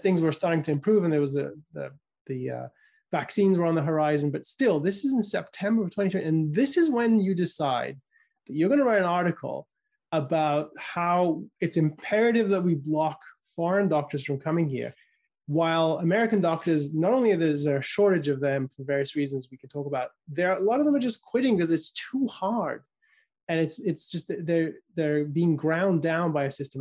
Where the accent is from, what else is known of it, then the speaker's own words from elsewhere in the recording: United Kingdom; I was growing up in the United Kingdom